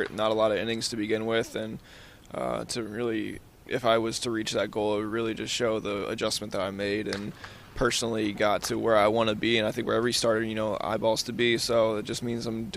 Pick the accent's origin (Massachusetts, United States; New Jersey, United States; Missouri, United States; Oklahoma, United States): Missouri, United States; St. Louis; I grew up in St. Louis as well